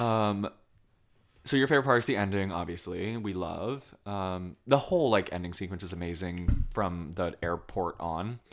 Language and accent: English; Colchester, Vermont, United States; moved away; I'm from Colchester.